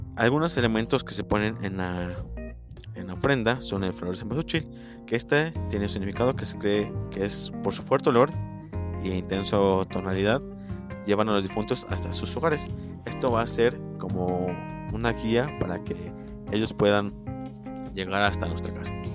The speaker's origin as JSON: {"language": "Spanish", "country": "Mexico", "said": "a nosotros como mexicanos"}